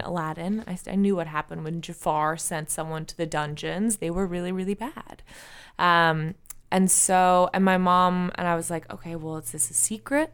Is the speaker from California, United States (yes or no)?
yes; San Francisco, California, United States; I was raised in San Francisco by an alternative healer